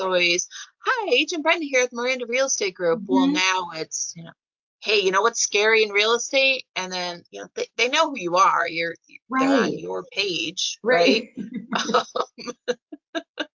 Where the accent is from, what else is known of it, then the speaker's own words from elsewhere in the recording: Scotia, New York, United States; my hometown of Scotia Glenville